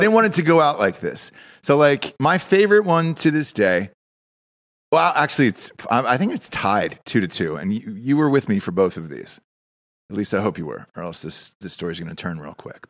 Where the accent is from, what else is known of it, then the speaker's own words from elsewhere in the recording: Georgia, United States; I'm from Georgia